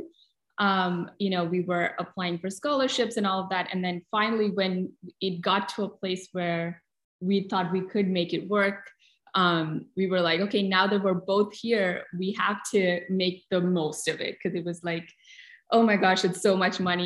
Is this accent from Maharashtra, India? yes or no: no; Kochi, Kerala, India; moved away as an adult; also born or lived in New Delhi, India; I had just moved from the south of India where I was born in Kochi to New Delhi for college